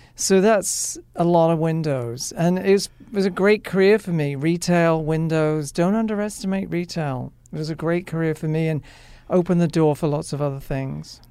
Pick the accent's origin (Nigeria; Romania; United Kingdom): United Kingdom; England; moved away; being an English person, you grow up around it.